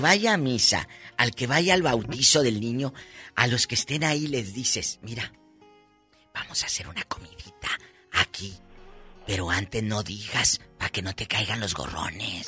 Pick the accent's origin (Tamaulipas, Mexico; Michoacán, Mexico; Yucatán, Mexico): Tamaulipas, Mexico; Matamoros; mi tierra, Matamoros